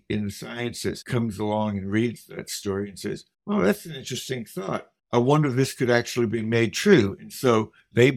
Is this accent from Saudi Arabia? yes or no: no; Nashville, Tennessee, United States; also born or lived in St. Louis, Missouri; now in Whately, United States; my hometown of Nashville, Tennessee